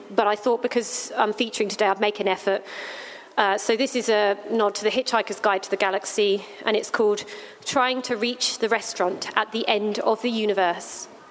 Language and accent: English; England, United Kingdom; now in Australia; as English, British